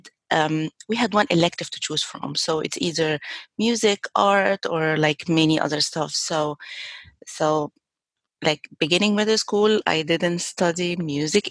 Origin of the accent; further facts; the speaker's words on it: Egypt; moved away; I grew up in Egypt